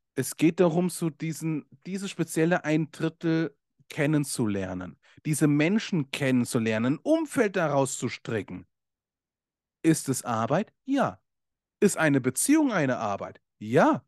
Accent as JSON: {"language": "German", "country": "Germany", "said": "bei uns in Deutschland"}